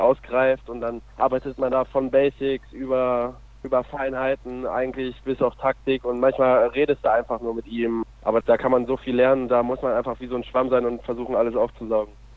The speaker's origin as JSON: {"language": "German", "region": "North Rhine-Westphalia", "country": "Germany", "also_born_or_lived": "Minden", "lives_now": "Lübbecke, Germany", "said": "Ich komme aus Watzlawitzumfeln. Das ist ja auch in Ostwestfalen bei, bei Lemgo und Herford in der Nähe"}